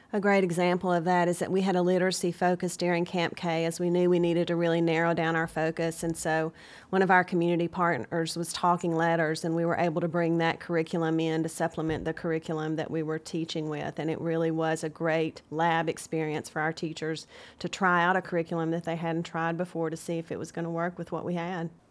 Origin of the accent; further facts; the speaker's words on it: Chattanooga, Tennessee, United States; also born or lived in Nashville; I'm from Chattanooga